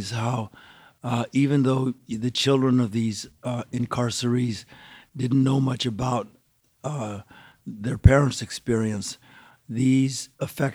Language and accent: English; Gardena, California, United States; also born or lived in East Los Angeles; I was born in Gardena. It's a little town south of downtown Los Angeles